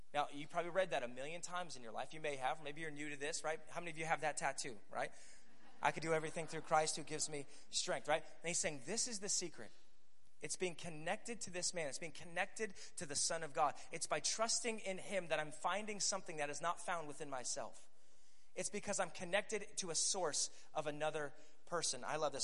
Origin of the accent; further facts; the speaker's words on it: Scranton, Pennsylvania, United States; moved away as an adult; now in Tulsa, United States; I live in Tulsa, Oklahoma, but I'm originally from Scranton, Pennsylvania.